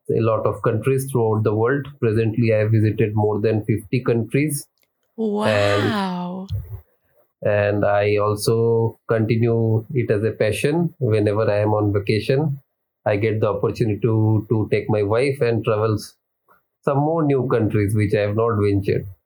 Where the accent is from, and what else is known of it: India